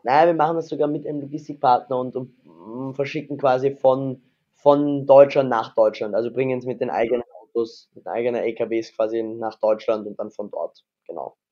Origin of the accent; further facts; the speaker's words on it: Vienna, Austria; bin ja Wiener, also Österreicher